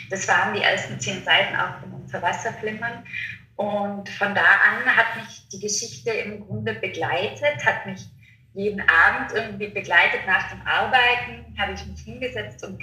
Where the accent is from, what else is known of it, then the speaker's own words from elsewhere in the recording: Innsbruck, Tyrol, Austria; ähm, bin 31 Jahre alt und ja, komme aus Innsbruck, wohne in Innsbruck